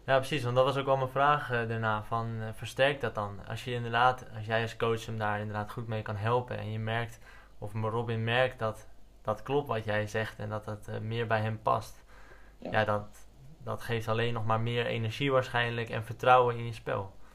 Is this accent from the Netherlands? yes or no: yes; Netherlands; als Nederlanders